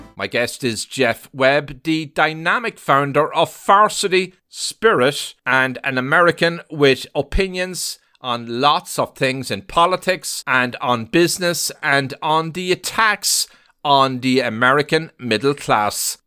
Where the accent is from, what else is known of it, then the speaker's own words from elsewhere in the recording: Ireland; now in United States; I was born and raised in another in, in Ireland